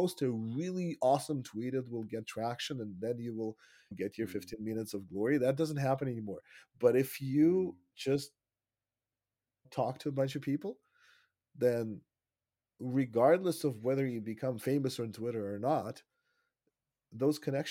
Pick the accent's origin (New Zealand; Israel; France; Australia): Israel; moved away as an adult; also born or lived in Russia (Soviet Union); now in Canada; I was born in Russia when it was still the Soviet Union. And then I lived in Israel for 25 years, which is where I grew up and had my formative years. And then we moved here about 7 years ago.